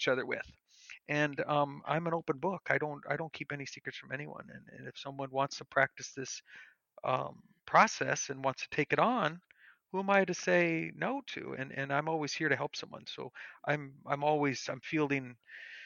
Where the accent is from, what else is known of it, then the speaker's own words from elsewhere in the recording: Bismarck, North Dakota, United States; here in Bismarck, North Dakota, same city as me, my hometown